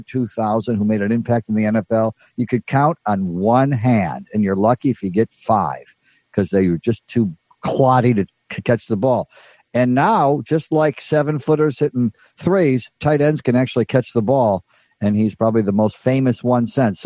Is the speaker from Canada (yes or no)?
no; Elmira, New York, United States; when I was a little boy and growing up in Elmira, New York